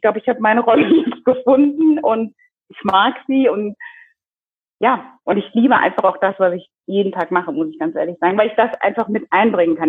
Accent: Germany; moved away as an adult; also born or lived in Kinshasa, Democratic Republic of the Congo; now in Zurich, Switzerland; bin in Deutschland aufgewachsen, dort zur Schule gegangen

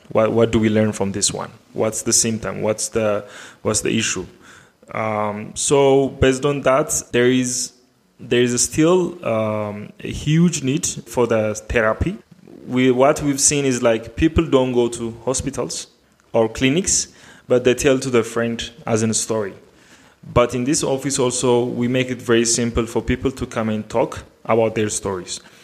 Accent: Addis Ababa, Ethiopia; I am from Addis Ababa, Ethiopia

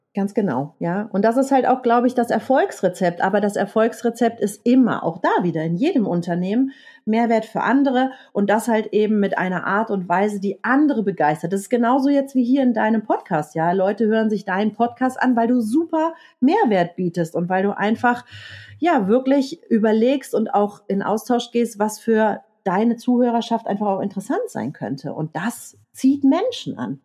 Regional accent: Leverkusen, North Rhine-Westphalia, Germany; now in Eckental, Germany; ich komme gebürtig aus Leverkusen

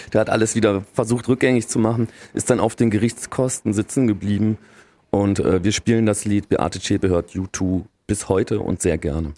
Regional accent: Stolberg, North Rhine-Westphalia, Germany; ich komme ja aus Aachen, in einem Vorort von Aachen, das ist Stolberg

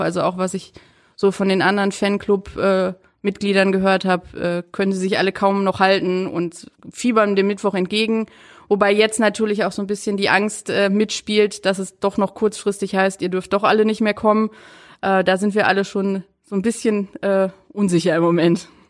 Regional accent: Duisburg, North Rhine-Westphalia, Germany; moved away as an adult; also born or lived in Stuttgart; now in Flensburg, Germany; Ich komme äh, gebürtig aus Duisburg, also tiefster Pott eigentlich

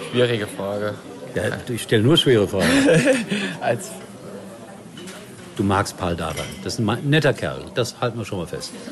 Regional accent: Saxony, Germany; Ja, das liegt relativ nah, weil meine Heimat Dynamo äh, äh Sachsen ist.

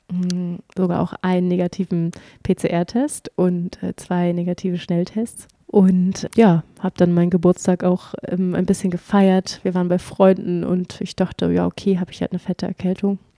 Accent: Schleswig-Holstein, Germany; also born or lived in Hamburg; Ich bin in Hamburg geboren und dann sind wir nach Schleswig-Holstein gezogen, aufs Land, so richtig ähm, hinter der letzten Milchkanne.

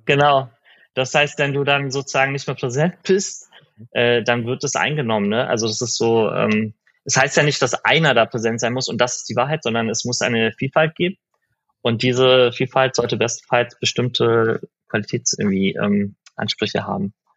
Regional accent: Berlin, Germany; also born or lived in Iran; in, in, in Berlin äh, bin ich dann aufgewachsen

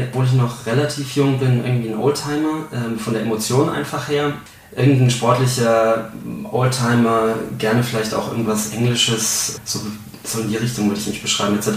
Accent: Bavaria, Germany; Ich komme aus Franken eigentlich gebürtig und da ist es, ähm, da Franken eigentlich eine Bier- und Weinregion ist

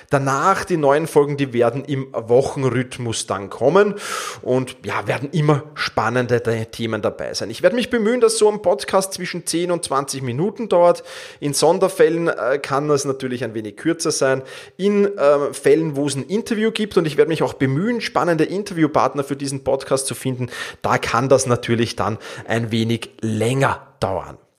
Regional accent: Vienna, Austria; Ich komme aus Wien. Meinen Ursprung habe ich im Fußball

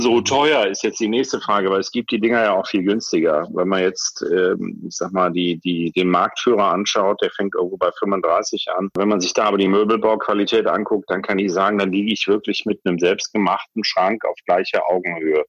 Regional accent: Bonn, North Rhine-Westphalia, Germany; ich bin 55 Jahre alt, komme aus Bonn, lebe hier im wunderschönen Ortsteil Mehle mit Blick aufs wunderschöne Siebengebirge, bin äh, meiner Heimatstadt Bonn auch sehr verbunden

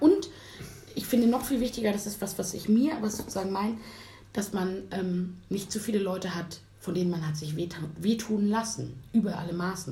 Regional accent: Hamburg, Germany; wir haben nicht mitten in Hamburg gewohnt, sondern sozusagen am Stadtrand

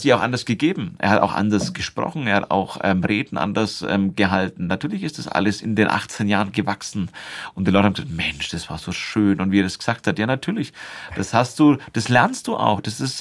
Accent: Nuremberg, Bavaria, Germany; ich bin ja hier in Nürnberg in einem Internat aufgewachsen

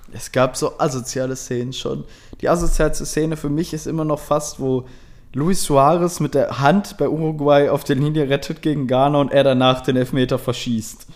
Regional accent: Germany; ich halt als Deutscher

